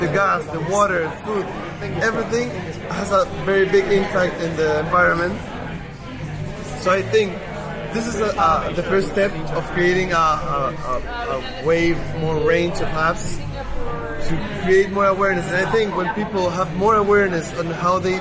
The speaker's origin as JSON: {"language": "English", "town": "Santiago", "region": "Santiago Metropolitan Region", "country": "Chile", "said": "I'm from Santiago, from Chile, and it's a very, very polluted city"}